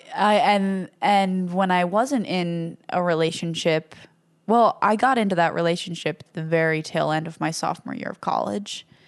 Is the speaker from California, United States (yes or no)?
no; Ho-Ho-Kus, New Jersey, United States; I'm from Hohokus